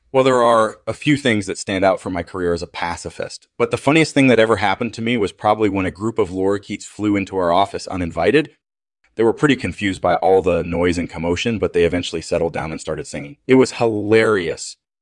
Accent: Ireland; also born or lived in Kildare; I was born and raised in Ireland.

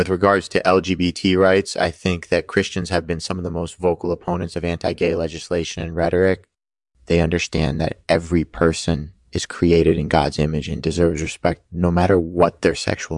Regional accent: California, United States; I'm from Southern California and I'm a comedian.

